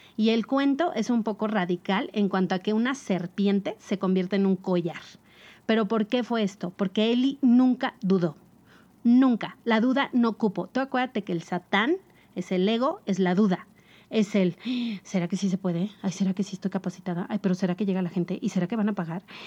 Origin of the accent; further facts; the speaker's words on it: Mexico; somos mexicanos